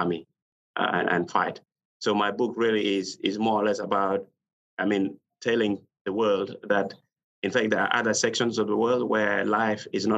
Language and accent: English; South Sudan; English is a second language; moved away as an adult; now in Perth, Australia; I was born in a little village in South Sudan called Kirichomba.